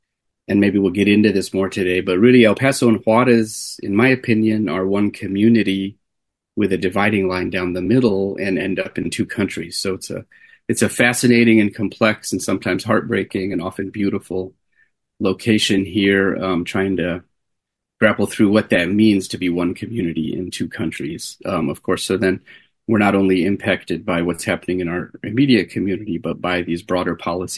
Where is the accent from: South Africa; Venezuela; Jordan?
Jordan; But I grew up in the Middle East. My parents are from the U.S. and we're from upstate New York. My dad's from Buffalo, my mom near there. And had moved to the country of Jordan before I was born